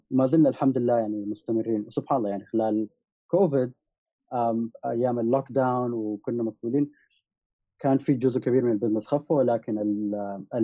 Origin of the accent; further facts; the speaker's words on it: Sudan; also born or lived in Gulf / United States; انا كشاب سوداني متربى في الخليج كان في مشكلتين اول شيء انه لما كنت بمشي دول الغرب وانا في امريكا كنت آه، بدرس